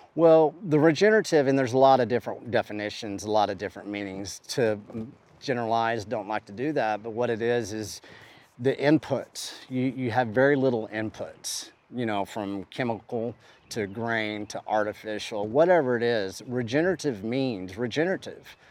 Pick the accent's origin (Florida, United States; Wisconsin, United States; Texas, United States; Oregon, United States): Texas, United States; West; I come from West Texas, a West Texas cowboy that knows how to take care of cattle